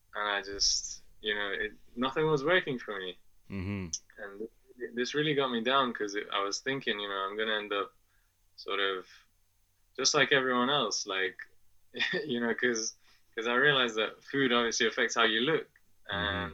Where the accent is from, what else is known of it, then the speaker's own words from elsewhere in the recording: England, United Kingdom; also born or lived in Afghanistan; I'm originally from Afghanistan. And my family moved to England when I was 2 years old, and that's where I grew up.